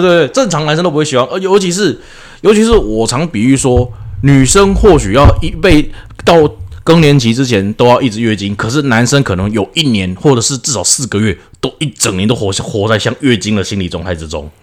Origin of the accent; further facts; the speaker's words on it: Taiwan; 我们台湾人